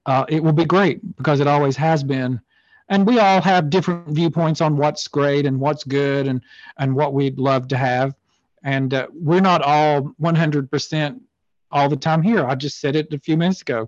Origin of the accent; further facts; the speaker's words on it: Tennessee, United States; moved away; both of us who grew up in the South, you in Florida, me in Tennessee, but neither one of us live where we grew up.